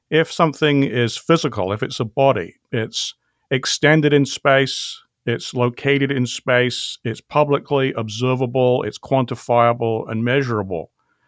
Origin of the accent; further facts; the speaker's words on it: England, United Kingdom; accent: British; I grew up in England. My father's parents were both from Normandy, France, however, so that's where the French surname comes from.